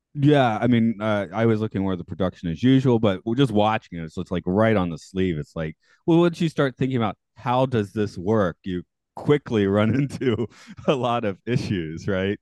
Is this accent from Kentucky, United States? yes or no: no; Atlanta, Georgia, United States; now in Japan; I'm from Atlanta, which has relatively terrible public transportation.